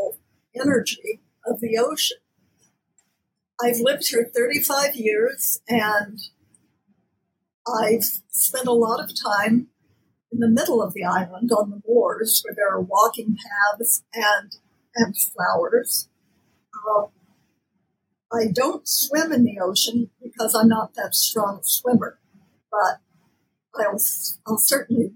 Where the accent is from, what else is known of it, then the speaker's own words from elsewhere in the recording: Kansas, United States; now in Nantucket, United States; I'm from Kansas